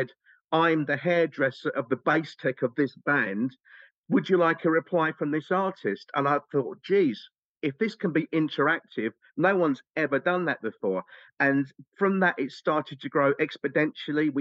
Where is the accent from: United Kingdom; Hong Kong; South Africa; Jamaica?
United Kingdom; England; We're English. English. We're all nutty. We're English.